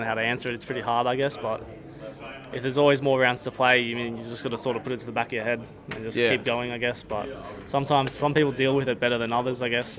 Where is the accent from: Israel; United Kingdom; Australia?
Australia; Gold Coast, Queensland; Gold Coast.